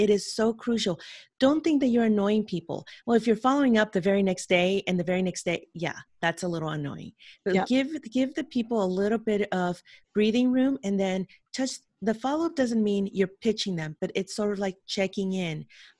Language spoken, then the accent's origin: English; San Francisco, California, United States; born there; English is a second language; I was born in San Francisco, California, but I spent my childhood in another country. So when I came back here at 11 years old, I didn't know how to speak English.